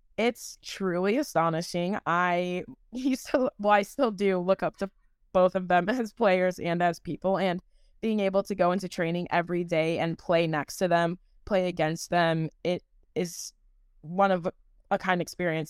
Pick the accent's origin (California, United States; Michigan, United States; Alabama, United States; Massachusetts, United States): Michigan, United States; moved away as an adult; now in Kansas City, United States; I'm originally from Michigan